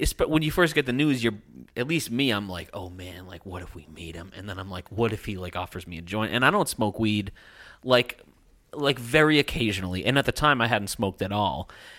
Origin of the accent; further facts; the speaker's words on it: Canada; Because I'm Canadian.